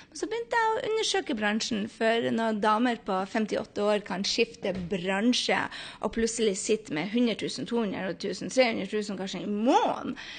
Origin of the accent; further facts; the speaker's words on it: Norway; moved away as an adult; now in New York City, United States; hjemme i Norge